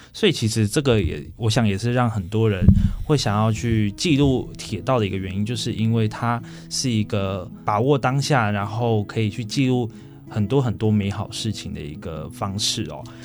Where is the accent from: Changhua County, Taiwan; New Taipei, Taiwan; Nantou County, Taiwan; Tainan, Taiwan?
New Taipei, Taiwan; Pingxi; 我个人的老家是在平西